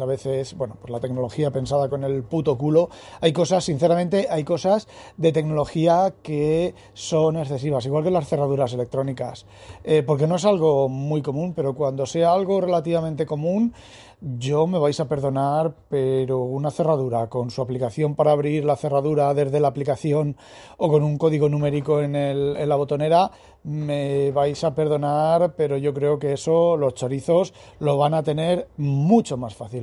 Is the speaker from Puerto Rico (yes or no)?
no; Spain; Soy español